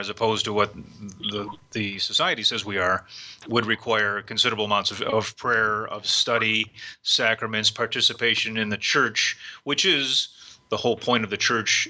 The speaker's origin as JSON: {"language": "English", "town": "Cleveland", "region": "Ohio", "country": "United States", "tie": "born or raised there", "said": "I grew up in Cleveland, Ohio"}